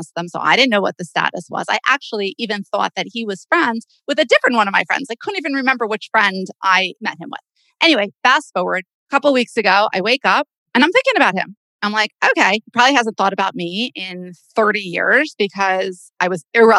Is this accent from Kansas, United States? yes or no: no; Boca Raton, Florida, United States; I am still from Boca Raton, Florida